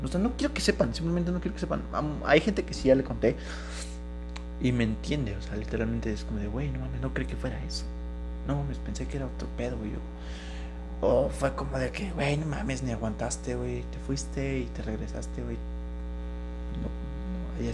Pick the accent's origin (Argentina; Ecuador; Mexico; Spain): Mexico; como mexicano tienes que tener como hombre mexicano